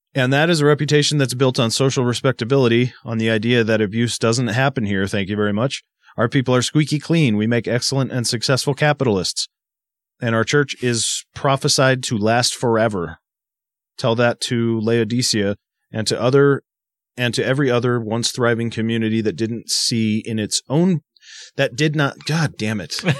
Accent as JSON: {"language": "English", "region": "Massachusetts", "country": "United States", "tie": "born or raised there", "said": "growing up in Massachusetts"}